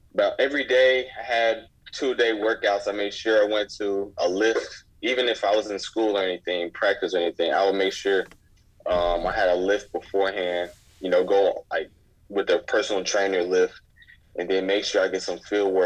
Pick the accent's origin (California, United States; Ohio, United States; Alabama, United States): Alabama, United States; Huntsville; also born or lived in Madison, Alabama; I'm born and raised in Alabama, Huntsville, Alabama